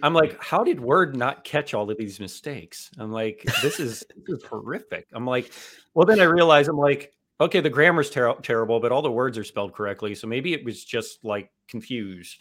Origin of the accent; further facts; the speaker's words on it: South Florida, United States; South Florida, it's there's the influences that are global down here, and when you're here your entire life, you pick up on everything